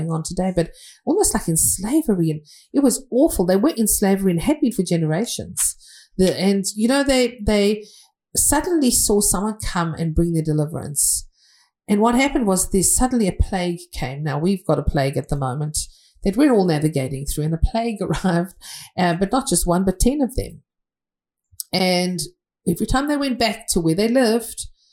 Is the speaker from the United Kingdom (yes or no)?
yes; England, United Kingdom; I'm from England